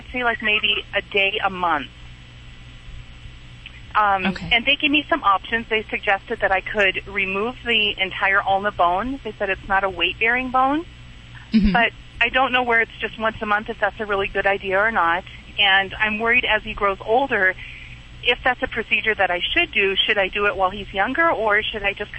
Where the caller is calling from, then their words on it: Montana, United States; From Montana.